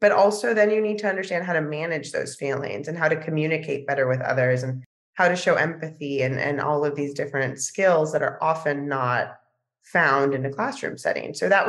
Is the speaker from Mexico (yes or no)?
yes; Mexico; And hopefully we'll be bringing programmings to the States and to Mexico, my home country, in the future.